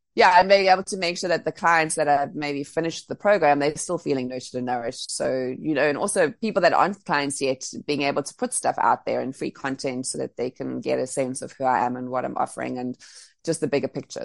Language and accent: English; Cape Town, Western Cape, South Africa; moved away as an adult; also born or lived in Bali; now being back in Cape Town, Cape Town's my my hometown, so my family's here